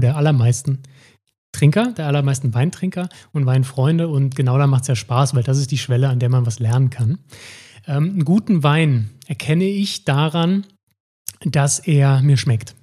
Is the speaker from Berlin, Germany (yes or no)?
no; Saarbrücken, Saarland, Germany; Ich komme aus Saarbrücken, bin Weinpodcaster